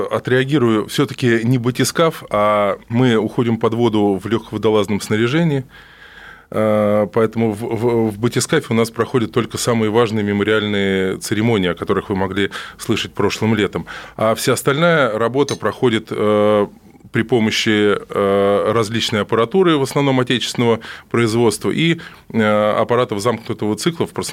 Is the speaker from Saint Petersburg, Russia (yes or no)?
no; Moscow, Russia; Нет, я родом из Москвы.